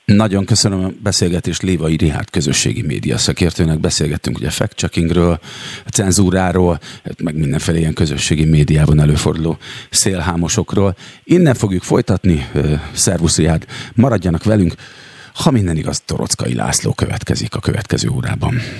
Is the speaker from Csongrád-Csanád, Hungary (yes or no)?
yes; Szeged, Csongrád-Csanád, Hungary; én magam is szegedi vagyok, és gyerekkoromban egyébként nagyon sokat jártunk kirándulni az ásotthalmi erdőkbe